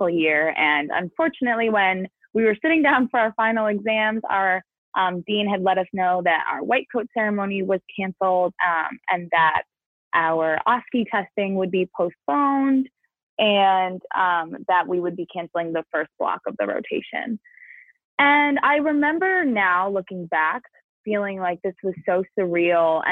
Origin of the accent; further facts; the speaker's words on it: New Jersey, United States; moved away as an adult; also born or lived in Illinois; I'm from New Jersey, and that kind of like when you were looking at the original COVID map, that big red dot in New York and New Jersey is quite literally where I'm from.